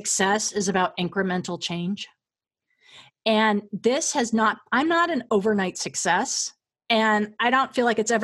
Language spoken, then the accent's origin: English; Southern California, United States; I grew up in Southern California